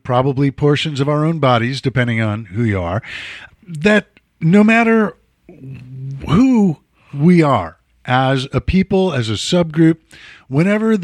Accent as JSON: {"language": "English", "town": "Chicago", "region": "Illinois", "country": "United States", "said": "I'm from Chicago."}